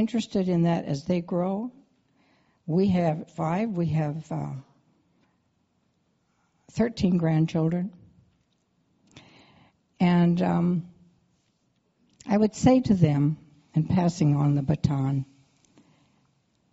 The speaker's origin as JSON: {"language": "English", "region": "Iowa", "country": "United States", "tie": "born or raised there", "said": "We grew up in Iowa in a Lutheran church"}